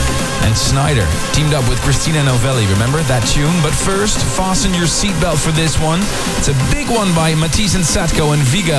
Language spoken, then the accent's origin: English; Leiden, South Holland, Netherlands; I remember when I first got my break as a DJ back in 1996 in a really small club in Leiden, my hometown, in the Nexus.